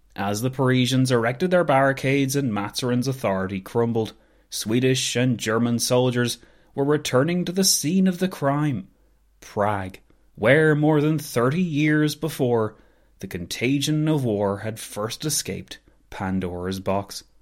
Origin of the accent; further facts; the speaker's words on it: Ireland; as an Irish person